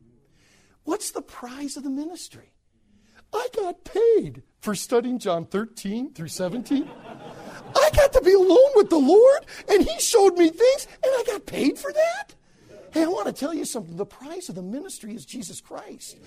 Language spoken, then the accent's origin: English; United States; I'm from America. I'm a minister. I said, I'm a pastor over in America